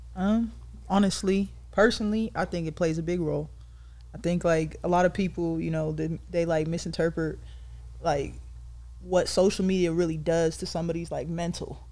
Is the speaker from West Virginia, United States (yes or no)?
no; San Diego, California, United States; I'm from San Diego, California